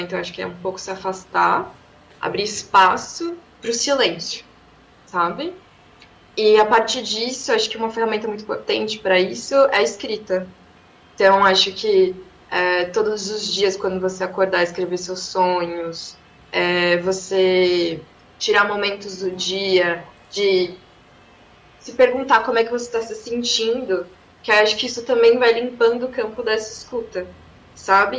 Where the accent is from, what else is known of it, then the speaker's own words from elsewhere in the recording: São Paulo, Brazil; eu nasci aqui em São Paulo, mas minha mãe e minha avó são mulheres pernambucanas de Caruaru